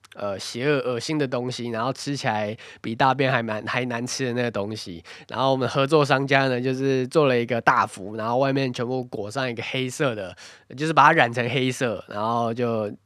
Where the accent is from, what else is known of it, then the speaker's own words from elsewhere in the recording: Taiwan; moved away; 身为一个台湾人